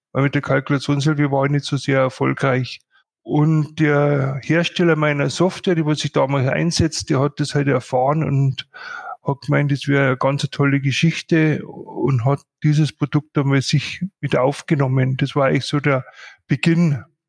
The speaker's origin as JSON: {"language": "German", "town": "Bad Reichenhall", "region": "Bavaria", "country": "Germany", "tie": "born or raised there", "said": "ich doch gebürtiger Bad Reichenhaller bin"}